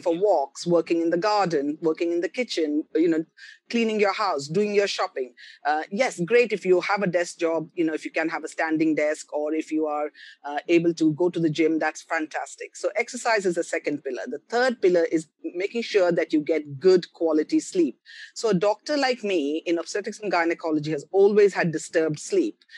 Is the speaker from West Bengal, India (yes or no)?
yes; Kolkata, West Bengal, India; moved away as an adult; also born or lived in Karnataka, India / Pondicherry, India / Delhi, India; Although I'm a South Indian, I grew up in Bengal, in Calcutta.